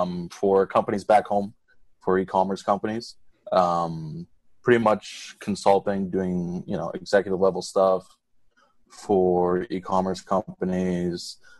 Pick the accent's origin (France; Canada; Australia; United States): Canada; Montreal, Quebec; now in Davao, Philippines; Being like a Canadian, that's pretty much, it's easier for me. I'm not the big city type guy, so I prefer it out here.